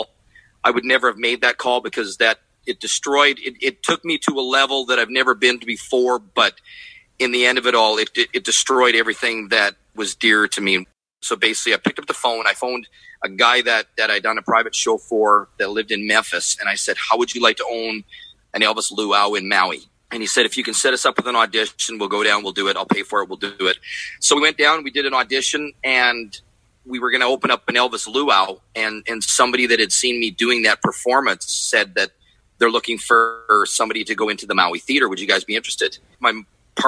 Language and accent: English; Edmonton, Alberta, Canada; I'm originally born and raised in Edmonton, Alberta